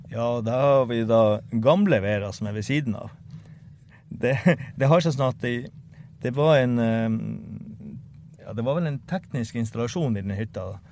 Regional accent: Hammerfest, Finnmark, Norway; jeg er opprinnelig fra Hammerfest

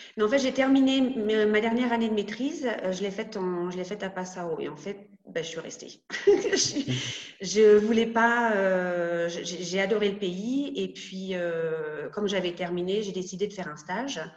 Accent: Rouen, Normandy, France; moved away as an adult; also born or lived in Caen; now in Munich, Germany; je suis née à Rouen, donc en Seine-Maritime en Normandie

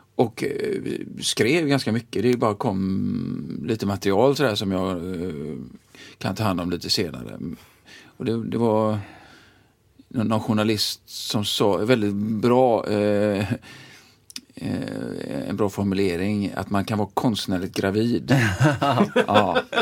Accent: Gothenburg, Västra Götaland, Sweden; jag är uppvuxen i Tynnered

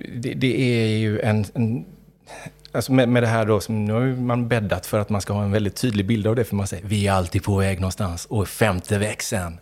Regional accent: Gothenburg, Västra Götaland, Sweden; uppvuxen i Göteborg större delen av mitt liv

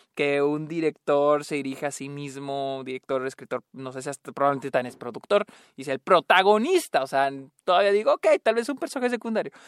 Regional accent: Chihuahua, Mexico; soy de Chihuahua

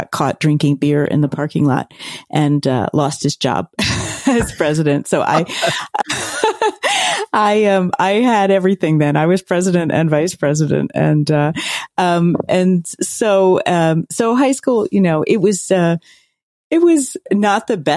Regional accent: Philadelphia, Pennsylvania, United States; I grew up in Center City, Philadelphia

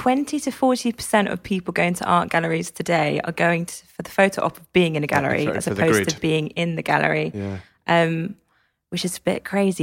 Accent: Cambridge, East of England, United Kingdom; I grew up in Cambridge.

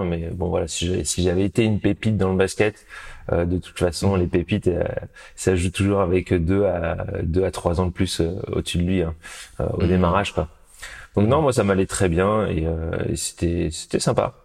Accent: Chambourcy, Île-de-France, France; je suis né euh, en région parisienne, dans les Yvelines, à Chambourcy exactement

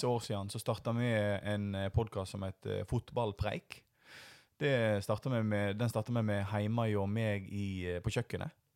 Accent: Voss, Vestland, Norway; now in Bergen, Norway; jeg er vossing

